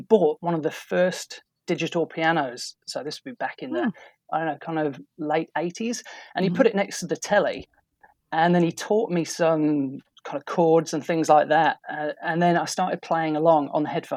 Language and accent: English; Boston, East Midlands, United Kingdom; moved away as an adult; now in Auckland, New Zealand; I actually grew up in just outside a town called Boston in England. Now, that's the original Boston